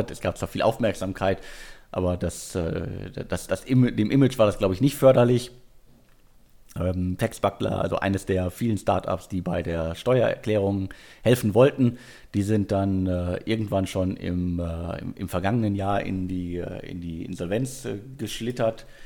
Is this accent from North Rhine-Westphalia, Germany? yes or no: yes; Bottrop, North Rhine-Westphalia, Germany; ist Picknick sogar mittlerweile in Bottrop aktiv. Ähm, Respekt. Also schön, dass ihr an meine Heimatstadt denkt.